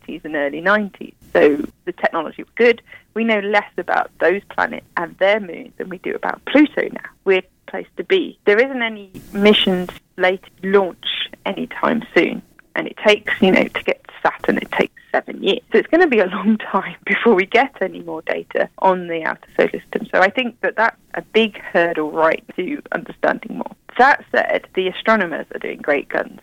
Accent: United Kingdom; moved away; You probably tell from my accent, I'm from the UK

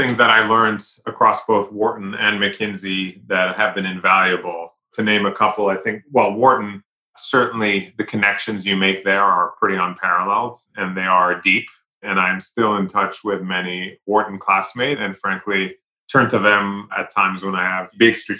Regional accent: London, United Kingdom; moved away as an adult; now in United States; but I was born and raised in London, in England. But I came to the US many moons ago for college.

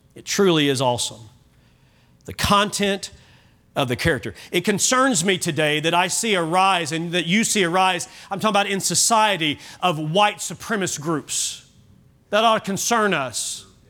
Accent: Kentucky, United States; now in Oklahoma, United States; I was born in Kentucky

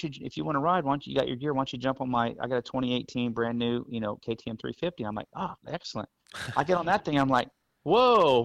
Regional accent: the Rio Grande Valley, deep South Texas, United States; I'm from the Valley originally, deep South Texas where Steve's from

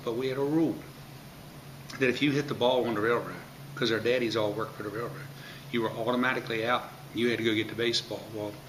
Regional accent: Brunswick, Maryland, United States; And I grew up on New York Hill, 7th Avenue

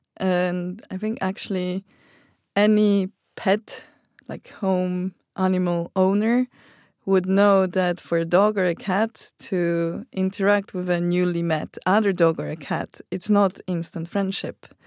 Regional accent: Poland; I come from Poland

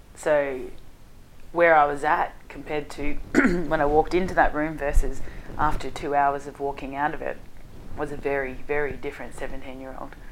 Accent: Hallam, Victoria, Australia; Hallam is where I grew up, and it was um, uh, a pretty rough area, and still is to this day

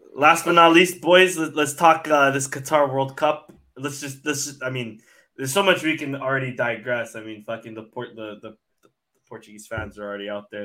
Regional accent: Canada; I grew up here in Canada, so like my family is like few and far between

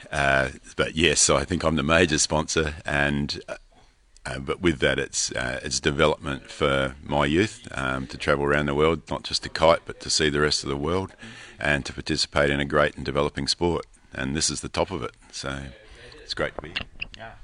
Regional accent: Australia; from Australia

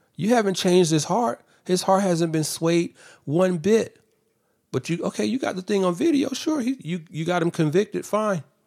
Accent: Atlanta, Georgia, United States; I'm from Atlanta.

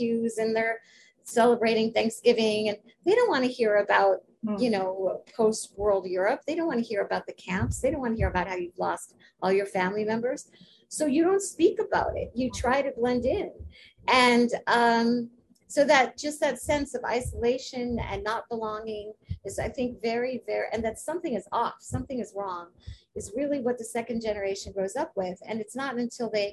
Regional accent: New York, United States; I was raised in New York.

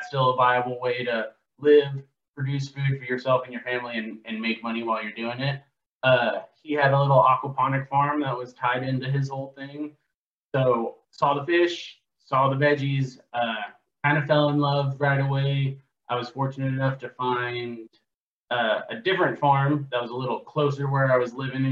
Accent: Southlake, Texas, United States; moved away as an adult; now in Oklahoma, United States; I was originally born South Lake, Texas, born and raised in the Dallas-Fort Worth area

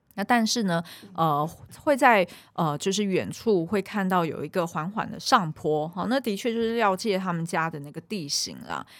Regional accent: Taiwan; 我小时候是在眷村长嗯。大的

